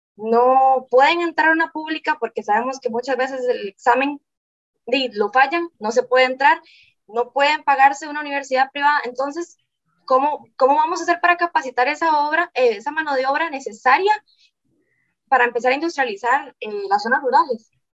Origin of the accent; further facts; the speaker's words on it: Guápiles, Limón, Costa Rica; Vivo en Guapiles, yo soy de Guapiles